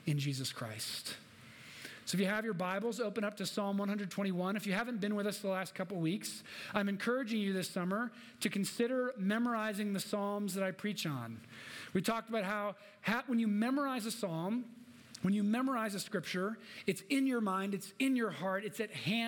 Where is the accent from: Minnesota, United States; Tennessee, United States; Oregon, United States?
Minnesota, United States; moved away as an adult; also born or lived in Illinois / Midwest; now in Denver, United States; raised in Minnesota